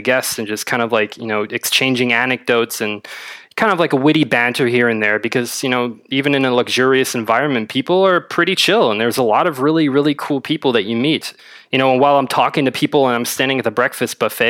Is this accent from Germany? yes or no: yes; Berlin, Germany; I'm from Berlin, born and raised.